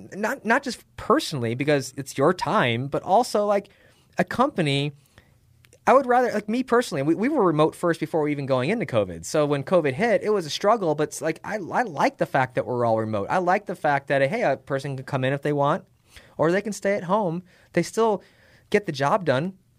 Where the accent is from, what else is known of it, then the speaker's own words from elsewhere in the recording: Chicago, Illinois, United States; moved away as an adult; also born or lived in Phoenix / Tempe; I lived in Illinois at the time 'cause I grew up in Chicago